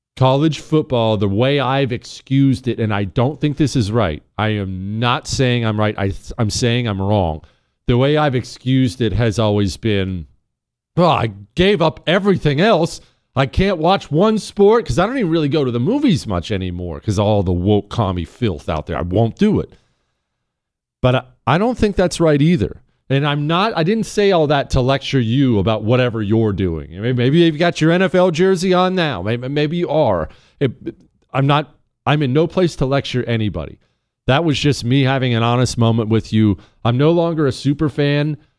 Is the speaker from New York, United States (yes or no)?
no; Ohio, United States; I was born in Ohio.